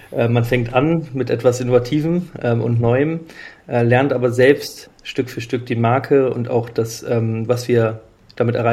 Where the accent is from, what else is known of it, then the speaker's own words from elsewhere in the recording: Kiel, Schleswig-Holstein, Germany; also born or lived in Bayreuth; ich bin gebürtiger Kieler, ähm, habe in Bayreuth Philosophy and Economics studiert und bin dann äh, für Modita bzw. das Projekt ähm, äh, wieder zurück nach Kiel gekommen.